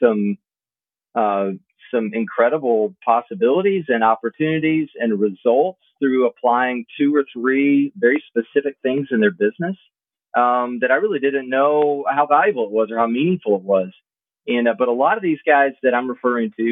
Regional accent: Southwest Mississippi, United States; I grew up small town in Southwest Mississippi

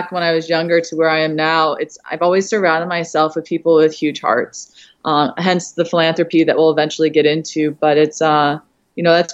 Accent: Toledo, Ohio, United States; moved away as an adult; now in New York, United States; I actually grew up in Toledo, Ohio, and was there until about 20 years old. And then I moved to New York

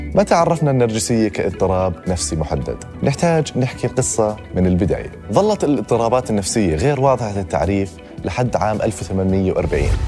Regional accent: Amman, Amman Governorate, Jordan; moved away as an adult; now in United Kingdom; انا آه، انولدت في بريطانيا بس عشت معظم حياتي في الاردن

